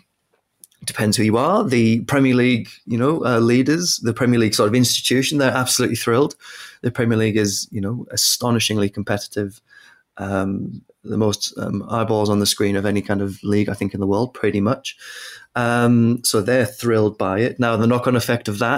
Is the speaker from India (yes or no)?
no; United Kingdom; I'm British